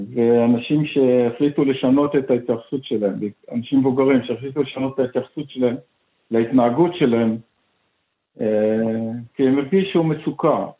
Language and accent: Hebrew; Haifa, Haifa District, Israel; גדלתי בחיפה, למדתי בחיפה